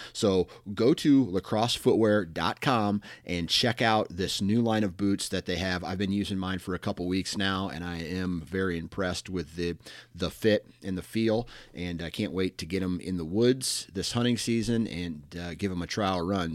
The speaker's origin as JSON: {"language": "English", "region": "Iowa", "country": "United States", "said": "I'm from Iowa"}